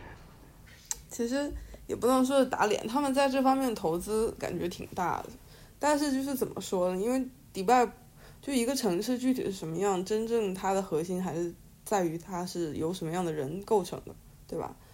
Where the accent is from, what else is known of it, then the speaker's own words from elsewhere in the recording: China; moved away; 像我们在中国长大或者在亚洲长大